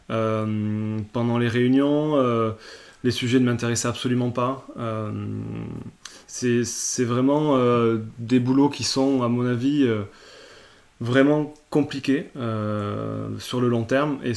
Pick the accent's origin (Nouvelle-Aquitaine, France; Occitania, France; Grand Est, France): Occitania, France; Toulouse; also born or lived in Reims / Paris; alors au départ, moi je bossais à Paris, euh, donc j'étais parti de Toulouse, j'avais fait une école de commerce à Reims et je suis parti bosser à Paris en tant que consultant financier.